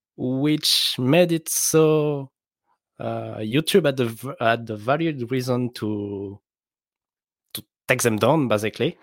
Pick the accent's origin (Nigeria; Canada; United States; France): France; accent: French; English is a second language; I'm French, so my accent is awful.